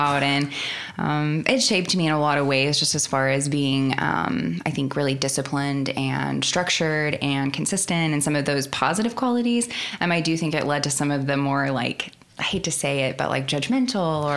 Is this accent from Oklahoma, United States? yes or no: yes; Oklahoma, United States; also born or lived in Yukon, Oklahoma; I loved growing up in Oklahoma. I will never leave Oklahoma